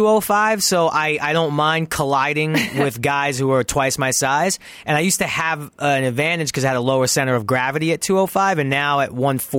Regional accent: New York City, New York, United States; moved away as an adult; also born or lived in Toluca Lake, Los Angeles; now in Los Angeles, United States; I'm Italian from Brooklyn

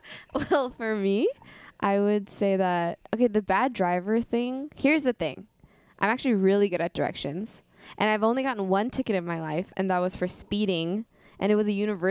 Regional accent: the Bay Area, California, United States; I am from the Bay.

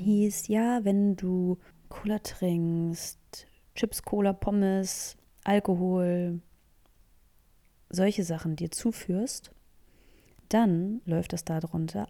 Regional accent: Northern Germany, Germany; ich komme ja aus dem Norden, aus dem schönen hohen Norden der Republik

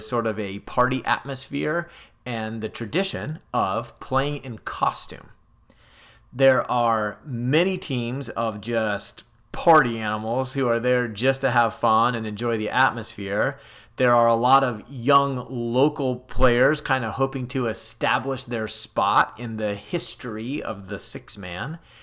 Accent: California, United States; Growing up in California

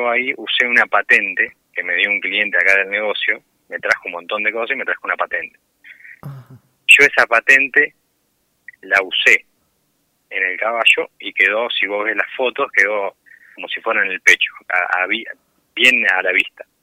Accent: Pergamino, Buenos Aires Province, Argentina; de Pergamino, sí.

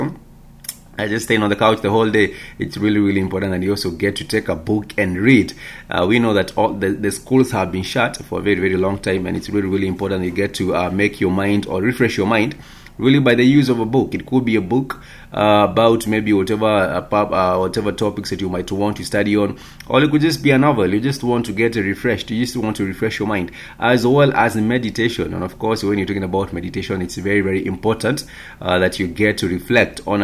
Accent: Kenya; our beautiful country, Kenya

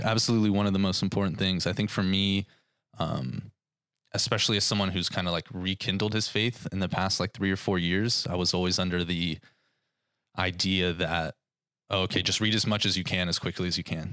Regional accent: Thousand Oaks, California, United States; I have been born and raised in Thousand Oaks pretty much my entire life

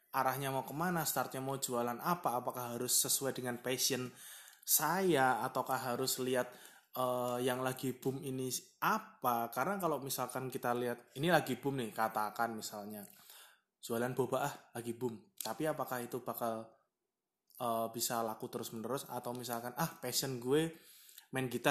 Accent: Surakarta, Central Java, Indonesia; accent: medok (Javanese); Ini memang medok sekali karena saya memang orang Solo.

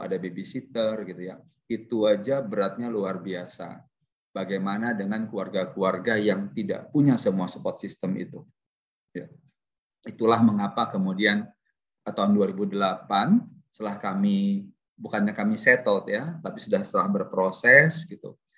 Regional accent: Bandar Lampung, Lampung, Indonesia; saya juga lahirnya di Lampung loh. Lahir besar, tamat SMA di Lampung, SMA Negeri 2 Tanjung Karang

